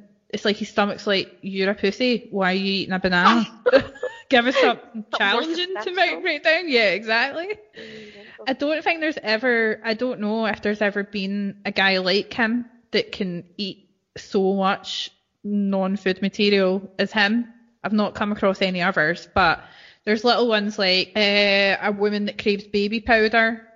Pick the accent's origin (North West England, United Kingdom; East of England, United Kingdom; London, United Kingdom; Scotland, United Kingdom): Scotland, United Kingdom; as I would, as normal Scottish people would say